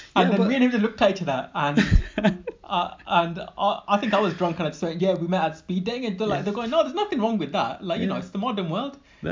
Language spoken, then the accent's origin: English; United Kingdom; I'm British.